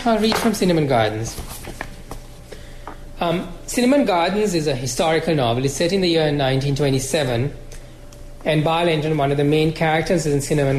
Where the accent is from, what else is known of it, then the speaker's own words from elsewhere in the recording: Sri Lanka; I grew up in Sri Lanka